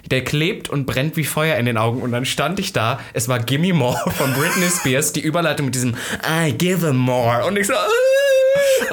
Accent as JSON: {"language": "German", "town": "Halle", "region": "Saxony-Anhalt", "country": "Germany", "moved": "yes", "said": "wo ich herkomme, in Halle"}